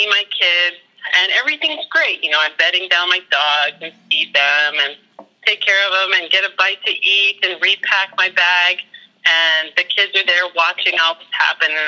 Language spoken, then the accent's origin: English; Colorado, United States; moved away as an adult; also born or lived in Germany; now in Alaska, United States; We grew up in Colorado